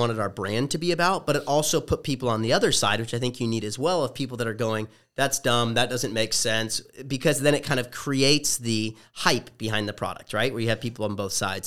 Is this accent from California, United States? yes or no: yes; Orange County, Southern California, United States; also born or lived in Los Angeles; I'm originally from Southern California, as you mentioned, from the O C